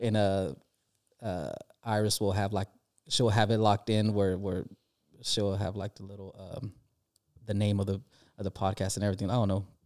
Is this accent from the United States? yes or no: yes; California, United States; we're from California